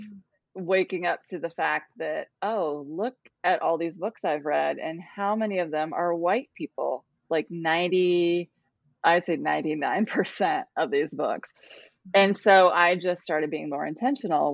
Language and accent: English; Ohio, United States; moved away as an adult; also born or lived in Cambodia; now in South Carolina, United States; I'm from Ohio, moved to Cambodia, and I'm now in South Carolina